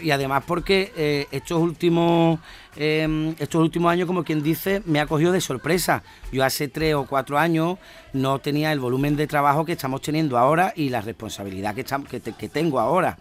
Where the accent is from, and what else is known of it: Andalusia, Spain